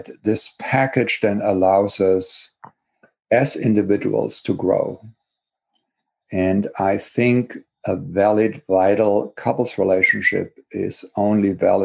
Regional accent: Germany; English is a second language; moved away as an adult; now in Berkeley, United States; as you can probably hear from my accent, I was born and grew up in Germany, got my education there. And I came here, believe it or not, already 38 years ago

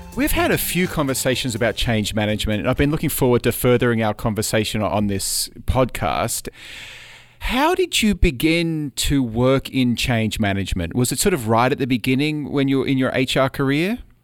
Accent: Australia; moved away as an adult; now in United States; I'm an Australian citizen

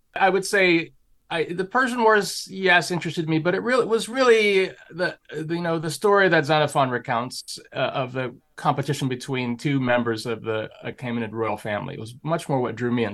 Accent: Hawaii, United States; moved away as an adult; now in Santa Barbara, United States; I grew up in Hawaii

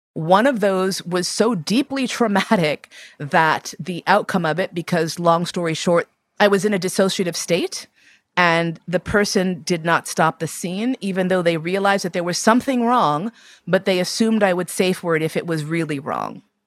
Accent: United States; my blackness as an American person

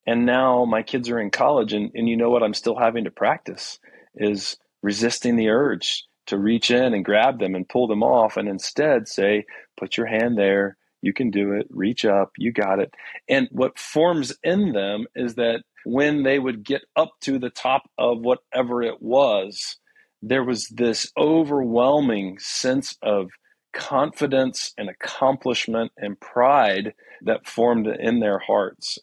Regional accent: Houston, Texas, United States; I was born in Houston

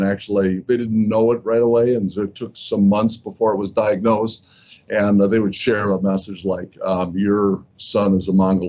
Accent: Gary, Indiana, United States; I was one of three boys in a wonderful household. I grew up in Gary, Indiana. Very, very loving, sort of nurturing kind of environment.

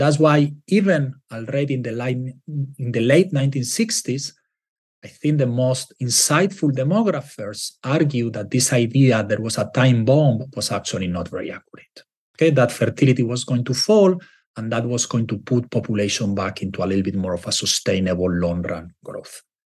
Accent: Spain; moved away; I'm from Spain

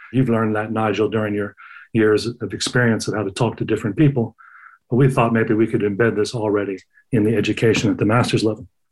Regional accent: United States; moved away as an adult; also born or lived in Sweden; I grew up in the United States

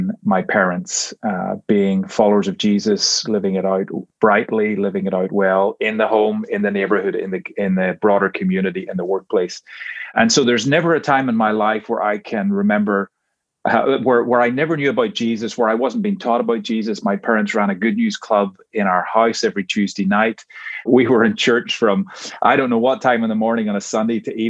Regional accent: Northern Ireland, United Kingdom; moved away as an adult; now in Georgia, United States; I grew up in Northern Ireland.

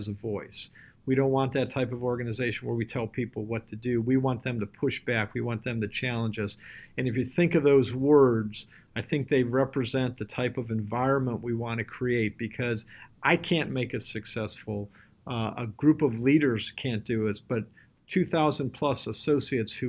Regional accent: Cleveland, Ohio, United States; Cleveland, Ohio, which is my hometown

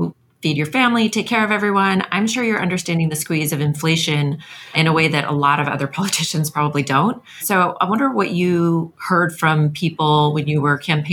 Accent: California, United States; I grew up in California

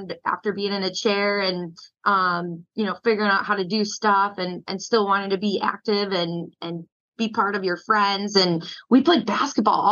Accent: Port Washington, Wisconsin, United States; now in Arizona, United States; I grew up like in Port Washington, just north of Milwaukee

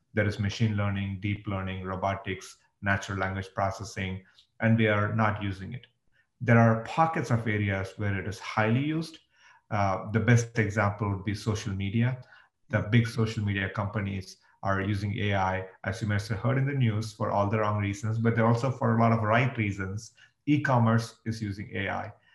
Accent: India; moved away as an adult; now in United States; I grew up in India and I moved to the US 20 years ago

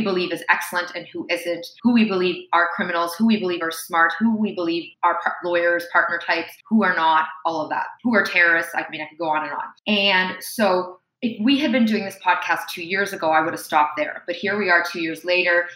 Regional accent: Toronto, Ontario, Canada; accent: Canadian; me and my siblings were born in Toronto, Canada. It's where I've primarily lived

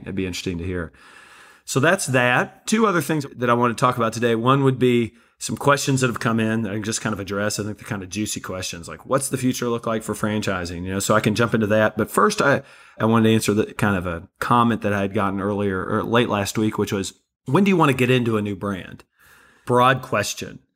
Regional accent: Kentucky, United States; also born or lived in Florida Panhandle; now in Florida, United States; I'm originally from Kentucky and we live in the Panhandle of Florida

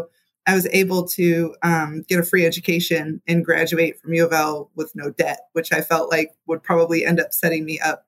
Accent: Louisville, Kentucky, United States; also born or lived in Milwaukee; I'm pretty much from Louisville. I've been here since I was a little kid. I've moved away several times, but I've been boomeranged back, as many Louisvillians do.

